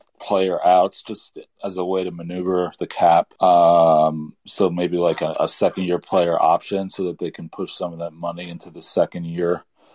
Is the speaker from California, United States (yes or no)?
no; Long Island, New York, United States; now in Maryland, United States; I'm originally from Long Island, but I've been living in Maryland for quite a while